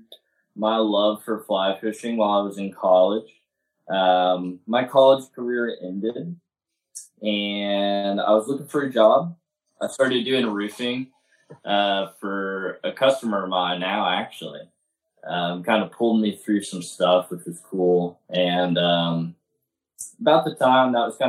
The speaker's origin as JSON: {"language": "English", "town": "Waco", "region": "Texas", "country": "United States", "tie": "born or raised there", "also_born_or_lived": "Hot Springs, Arkansas / Arkadelphia, Arkansas / Eureka Springs, Arkansas", "moved": "as an adult", "lives_now": "Cotter, United States", "said": "I'm originally from Waco, Texas. I was born and raised there. I moved to Arkansas in 2014"}